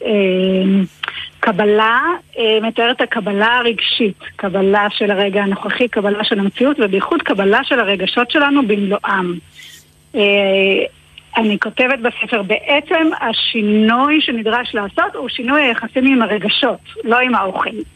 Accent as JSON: {"language": "Hebrew", "country": "Israel", "said": "אני קיבוצניקית במקורי, חזרתי לקיבוץ"}